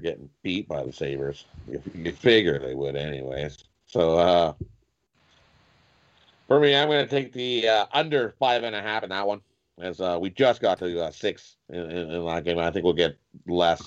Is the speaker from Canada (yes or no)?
yes; Canada; We're crazy Canucks from Canada, man. That's what we are. We're from Canada